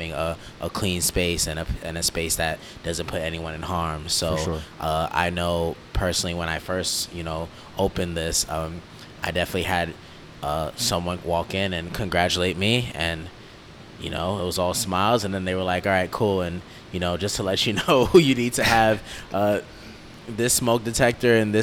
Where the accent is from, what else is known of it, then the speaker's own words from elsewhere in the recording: New York City, New York, United States; I'm in Queens, so we're both from New York